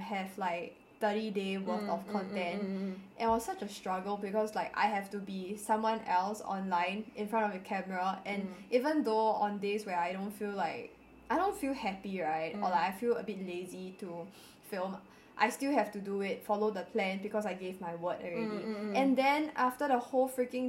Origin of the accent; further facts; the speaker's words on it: Singapore; as a Singaporean